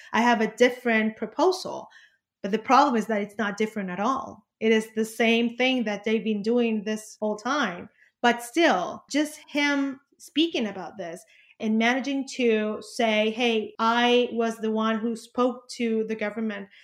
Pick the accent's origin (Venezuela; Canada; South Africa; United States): Venezuela; also born or lived in Caracas